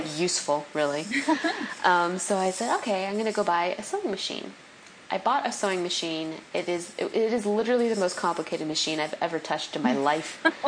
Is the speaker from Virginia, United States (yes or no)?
no; California, United States; moved away as an adult; also born or lived in New York City / the South; being a Californian